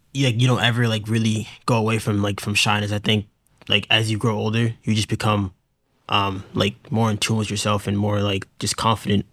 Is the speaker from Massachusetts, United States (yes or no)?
yes; Hingham, Massachusetts, United States; I'm from Hingham, Massachusetts.